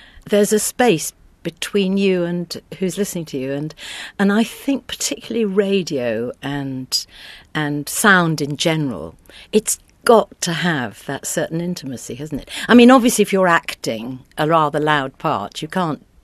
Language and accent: English; Welsh, Wales, United Kingdom; I'm Welsh and I'm Presbyterian Methodist.